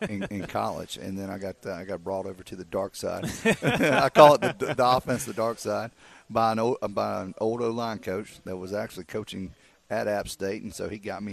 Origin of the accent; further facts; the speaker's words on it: South Carolina, United States; I'm from South Carolina